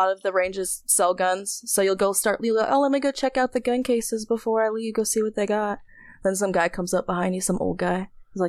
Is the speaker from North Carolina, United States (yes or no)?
yes; North Carolina, United States; also born or lived in New York; No, so I was born in New York, but my parents were in the military, so they didn't stay there that long. So, but they weren't in there very long afterwards, so they settled in North Carolina.